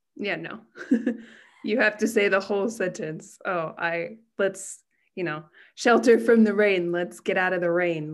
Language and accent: English; United States; now in Japan; I'm American and I'm living in Japan